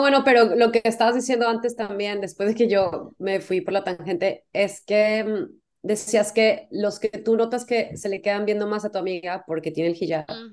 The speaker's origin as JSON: {"language": "Spanish", "country": "Mexico", "said": "si soy mexicana"}